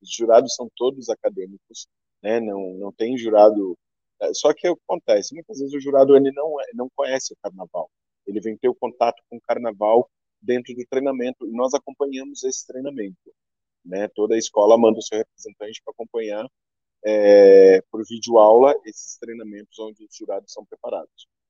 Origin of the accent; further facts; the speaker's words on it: Pelotas, Rio Grande do Sul, Brazil; moved away as an adult; now in São Paulo, Brazil; tenho orgulho de ser pelotense, e eu quero que as pessoas conheçam Pelotas